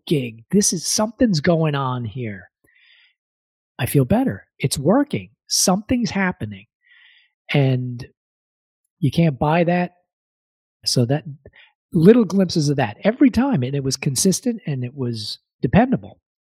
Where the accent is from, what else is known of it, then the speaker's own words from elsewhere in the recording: New York, United States; moved away as an adult; also born or lived in Nelson, British Columbia; now in Victoria, Canada; I'm a native New Yorker. I'm born and raised in New York